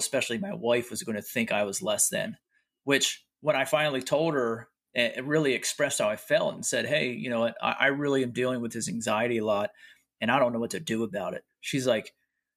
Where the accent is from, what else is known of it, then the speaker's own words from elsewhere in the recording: York, Pennsylvania, United States; I'm from York, Pennsylvania